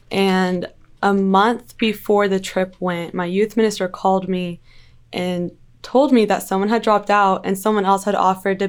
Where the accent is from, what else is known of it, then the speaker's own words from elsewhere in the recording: Wichita Falls, Texas, United States; also born or lived in 5 different states; So, I say I'm from Wichita Falls, but it's just because it's easier to say that. The truth is I've lived in a lot of places, and that's just where I've been the longest. So my dad was in the military